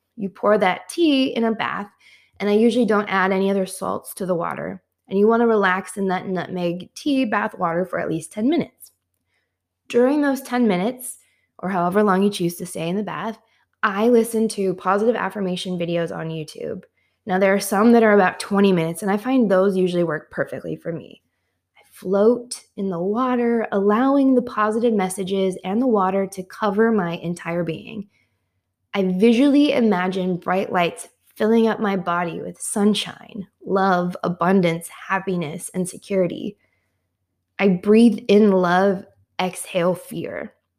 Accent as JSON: {"language": "English", "region": "Midwest", "country": "United States", "tie": "born or raised there", "also_born_or_lived": "Washington, D.C.", "moved": "as an adult", "said": "I had moved from my hometown in the Midwest to Washington, D C"}